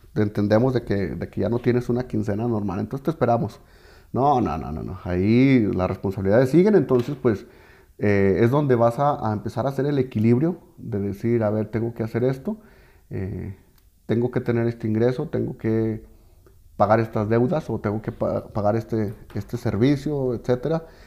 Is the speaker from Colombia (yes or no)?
no; Mexico; como mexicanos nos nos falla